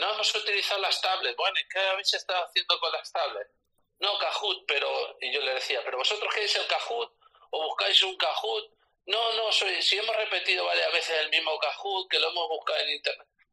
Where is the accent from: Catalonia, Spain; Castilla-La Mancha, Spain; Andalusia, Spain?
Castilla-La Mancha, Spain; aquí en Castilla-La Mancha